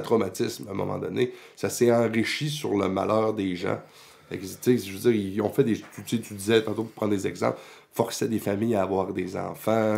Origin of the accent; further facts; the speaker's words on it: Quebec, Canada; on est une nation, on est québécois